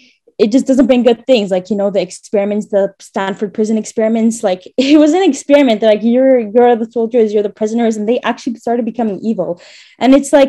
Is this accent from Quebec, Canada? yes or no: yes; Montreal, Quebec, Canada; moved away as an adult; now in Jerusalem, Israel; I was born in Canada